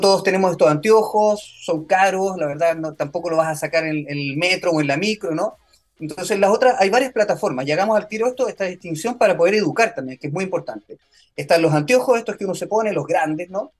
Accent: Chile; also born or lived in New York; soy chileno

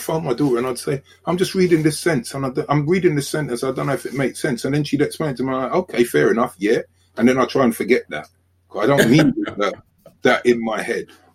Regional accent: London, United Kingdom; I'm from South London

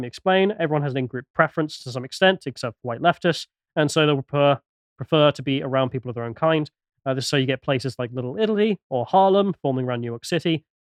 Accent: England, United Kingdom; Not really a fan of either of the cultures, though, because I'm English.

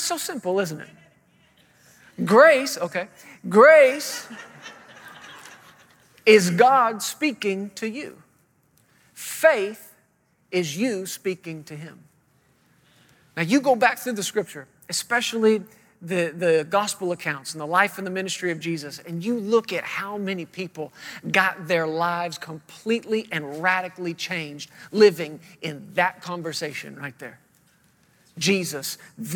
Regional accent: Fort Worth, Texas, United States; moved away as an adult; now in Woodland Park, Colorado, United States; we're originally from the Fort Worth, Texas area

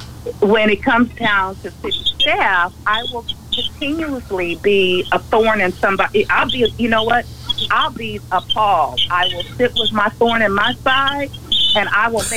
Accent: Los Angeles, California, United States; moved away; I'm from California. I'm from L.A.

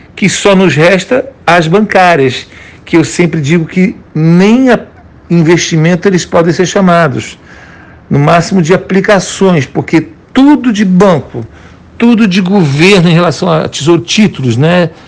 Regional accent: Brazil; moved away; como brasileiro, eu sou do país que tem a melhor bolsa de valores do planeta

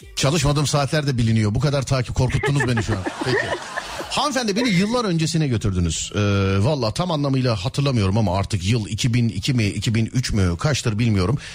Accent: Istanbul, Turkey; Bir İstanbullu olarak

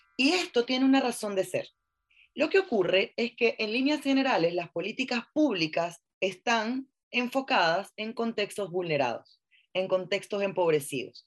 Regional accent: Venezuela; now in Chile; yo soy venezolana, estoy en Chile

